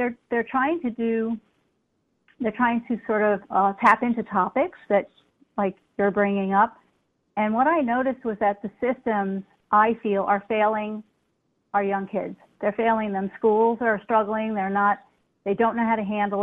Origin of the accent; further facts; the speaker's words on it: New York City, New York, United States; moved away; I'm from New York City, and I was back in New York City for a while.